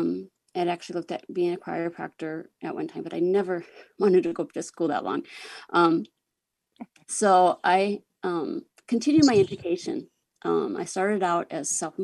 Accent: Groton, South Dakota, United States; now in Sioux Falls, United States; I am from Sioux Falls, South Dakota, and I grew up in Groton, which is a really small town in the northern part of the state.

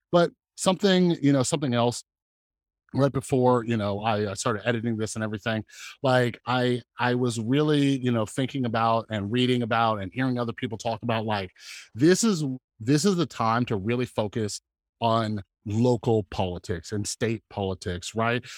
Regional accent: California, United States; now in Las Vegas, United States; I'm from California, and I only moved, like, one state over, so I'm in Las Vegas

